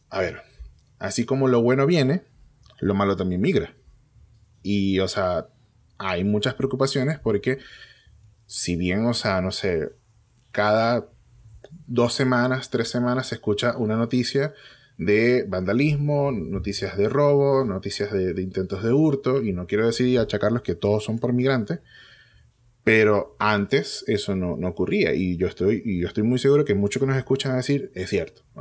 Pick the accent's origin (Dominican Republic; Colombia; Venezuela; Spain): Venezuela; nosotros como venezolanos sí tenemos cultura al voto.